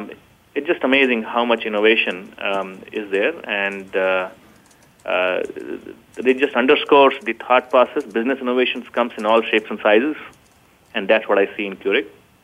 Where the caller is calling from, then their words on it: Sunnyvale, California, United States; So I'm calling in from Northern California, the heart of Silicon Valley, Sunnyvale.